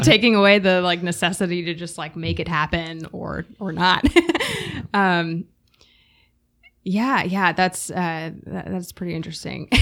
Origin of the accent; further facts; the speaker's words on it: Durham, North Carolina, United States; also born or lived in Raleigh, United States; I was born and raised in Durham, went to school at U N C, have stayed in Raleigh.